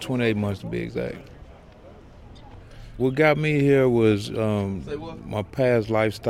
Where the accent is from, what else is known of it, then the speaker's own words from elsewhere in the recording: Houston, Texas, United States; I'm a barber from Houston, Texas.